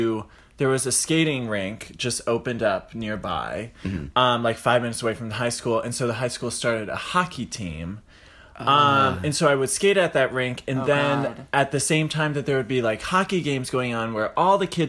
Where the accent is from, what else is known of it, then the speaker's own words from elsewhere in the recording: Syracuse, New York, United States; I'm from Syracuse, New York.